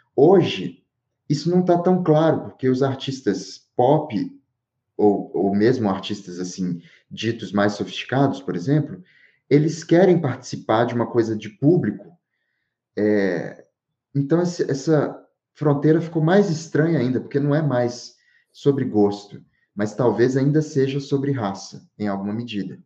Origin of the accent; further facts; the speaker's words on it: Diamantina, Minas Gerais, Brazil; moved away as an adult; now in São Paulo, Brazil; eu tô em Diamantina, né? Que é a cidade que eu nasci, eu vivo em São Paulo